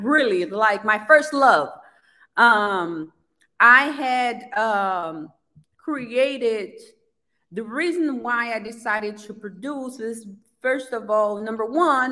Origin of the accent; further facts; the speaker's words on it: Brazil; English is a second language; now in United States; growing up in Brazil, I never saw anybody that looked like me on TV at that time.